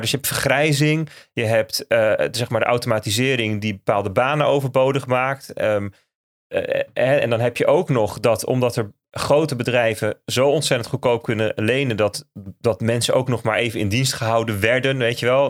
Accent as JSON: {"language": "Dutch", "country": "Netherlands", "said": "wij als Nederlanders"}